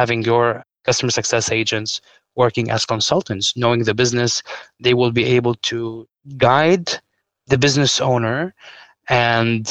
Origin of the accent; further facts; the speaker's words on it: Lebanon; I'm from Lebanon